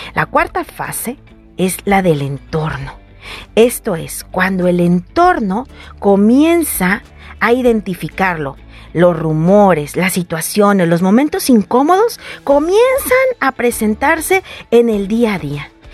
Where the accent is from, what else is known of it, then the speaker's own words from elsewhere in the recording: Guadalajara, Jalisco, Mexico; como decimos en mi tierra tapatía